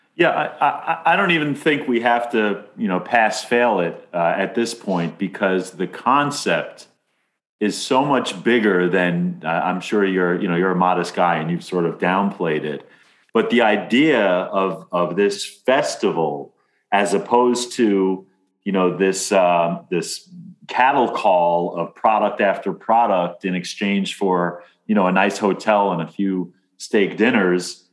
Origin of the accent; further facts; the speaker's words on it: Amityville, New York, United States; I'm from Amityville.